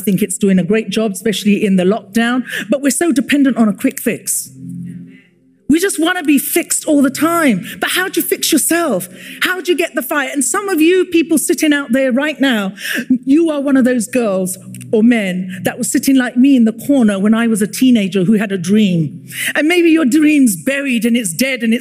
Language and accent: English; London, United Kingdom; I was born and raised in London.